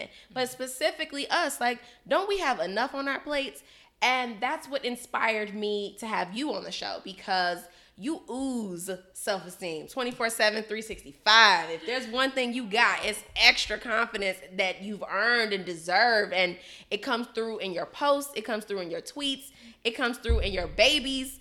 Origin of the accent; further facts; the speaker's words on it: Chicago, Illinois, United States; I'm from Chicago